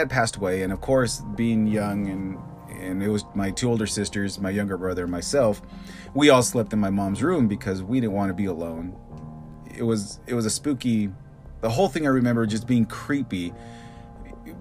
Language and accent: English; Bakersfield, California, United States; growing up in Bakersfield, it's 115 during the day and 100 degrees at night